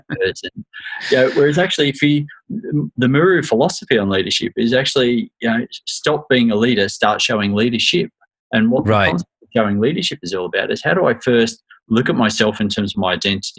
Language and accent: English; Australia; moved away as an adult; now in United Kingdom; in spite of my accent, I was born in the UK, but I grew up in Australia from a very young age